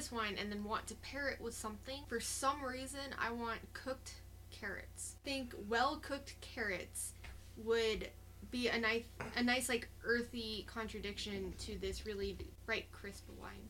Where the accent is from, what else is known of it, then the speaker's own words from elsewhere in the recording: Cave Creek, Arizona, United States; also born or lived in Rockford, Illinois / Tucson; From Rockford, Illinois. I grew up north of Phoenix in a town called Cave Creek, and then moved to Tucson